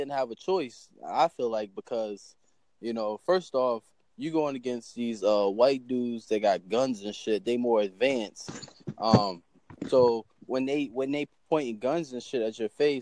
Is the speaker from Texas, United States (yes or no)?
no; Virginia, United States; I'm from Virginia